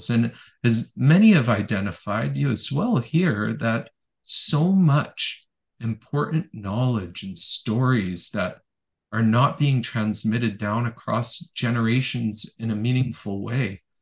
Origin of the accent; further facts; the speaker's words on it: Ontario, Canada; born there; also born or lived in Elliott Lake / North Delta / Victoria / Strathcona Park; I was born in Northern Ontario. I lived in Elliott Lake, North Delta, Victoria, Strathcona Park, about a dozen places, perhaps on average, like three years each place I lived.